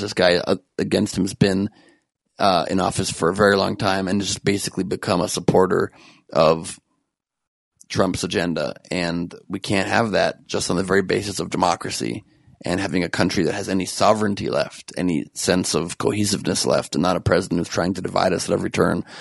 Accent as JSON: {"language": "English", "country": "United States", "said": "I'm just an American"}